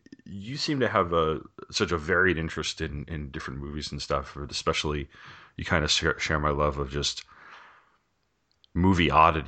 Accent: New York, United States; I grew up in on Long Island, and New York has a channel, a syndicated channel.

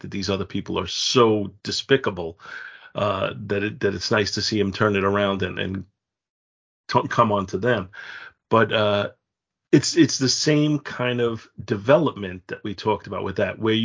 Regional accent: United States; as an American

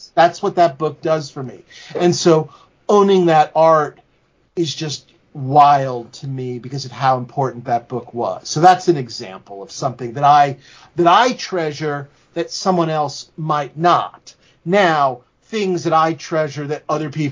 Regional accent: New York City, New York, United States; I'm as a New Yorker

